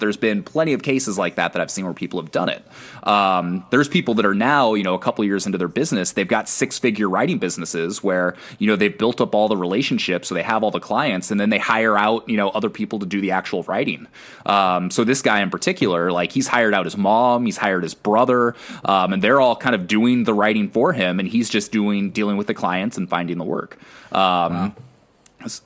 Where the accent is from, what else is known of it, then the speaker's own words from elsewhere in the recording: Northwest, United States; yo, what's up? I'm from the Northwest.